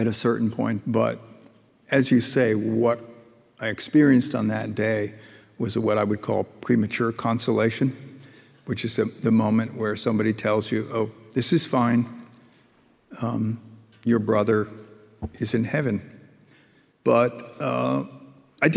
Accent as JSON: {"language": "English", "area": "rural Hudson Valley", "region": "upstate New York", "country": "United States", "tie": "born or raised there", "said": "I grew up in upstate New York, rural Hudson Valley"}